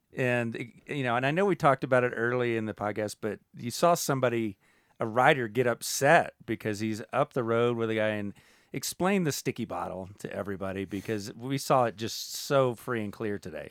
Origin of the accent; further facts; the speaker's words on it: United States; as an American